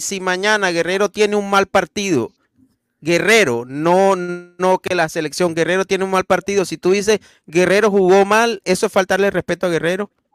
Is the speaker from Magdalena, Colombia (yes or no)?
yes; Santa Marta, Magdalena, Colombia; moved away; el pibe es de la ciudad de donde yo soy, el pibe es de Santa Marta